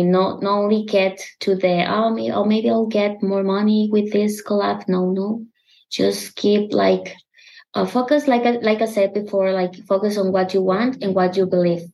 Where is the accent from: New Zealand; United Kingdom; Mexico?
Mexico; English is a second language; I have an accent. I'm from Mexico